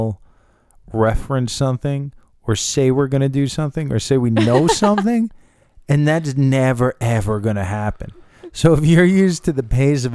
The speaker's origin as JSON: {"language": "English", "area": "Long Island", "region": "New York", "country": "United States", "said": "I'm from Long Island"}